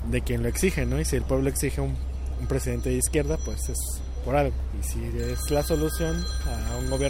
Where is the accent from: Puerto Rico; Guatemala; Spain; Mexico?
Mexico; Bueno, yo pienso que deberíamos ser más parejos como ciudadanos y como mexicanos.